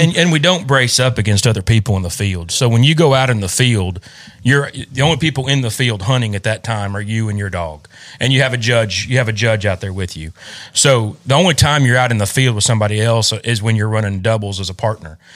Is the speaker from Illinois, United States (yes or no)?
yes; Illinois, United States; now in Kentucky, United States; I grew up in Illinois, had a, grew up bird hunting with my dad